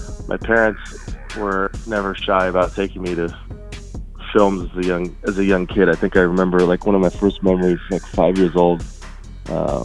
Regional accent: Houston, Texas, United States; we grew up in Houston.

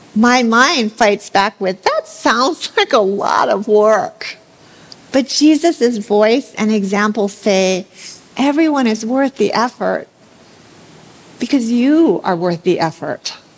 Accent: Hawaii, United States; I grew up here in Hawaii somewhat sheltered

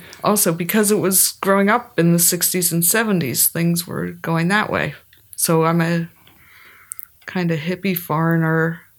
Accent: Kutztown, Pennsylvania, United States; moved away; I grew up in Kutztown, Pennsylvania. It was a little farm town, but also a college town. And it was the 60s and 70s. And my dad was a professor

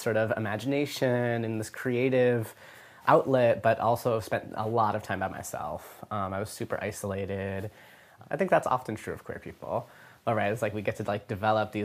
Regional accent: Virginia Beach, Virginia, United States; I grew up in Virginia Beach, Virginia.

